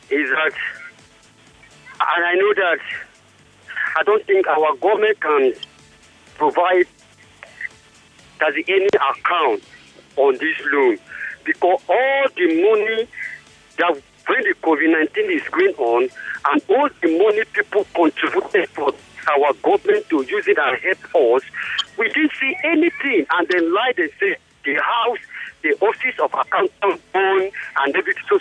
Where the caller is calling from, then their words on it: Ibafo, Ogun State, Nigeria; I'm calling from Ogun State, Ibafo.